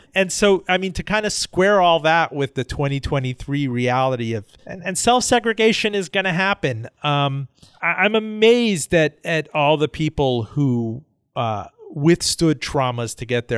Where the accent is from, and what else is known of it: Miami, Florida, United States; born or raised there